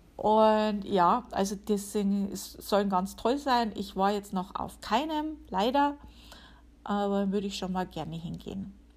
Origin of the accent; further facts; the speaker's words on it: Upper Palatinate, Bavaria, Germany; now in United States; bei uns in der Oberpfalz